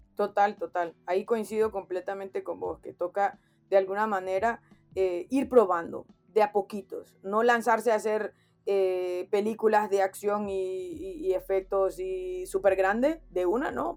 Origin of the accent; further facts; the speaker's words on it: Honduras; como hondureño, como de, del lugar de donde soy